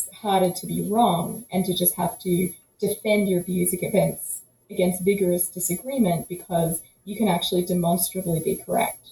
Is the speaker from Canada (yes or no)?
no; about an hour northeast of Melbourne, Victoria, Australia; moved away; So I grew up about an hour northeast of Melbourne in Victoria, Australia. So yes, I'm Australian by birth, as might be revealed by my accent.